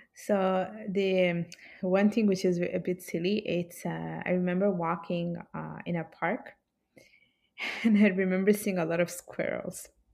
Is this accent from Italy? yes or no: yes; Italy; moved away as an adult; also born or lived in Palermo, Sicily / Milan area, Lombardy / United Kingdom / Bangladesh (parents); now in Montreal, Canada; I was, uh, born and raised, uh, in Italy